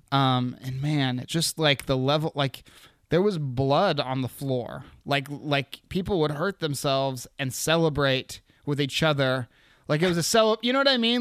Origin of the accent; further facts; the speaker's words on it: Anchorage, Alaska, United States; also born or lived in Seattle, Washington; I was born in Anchorage.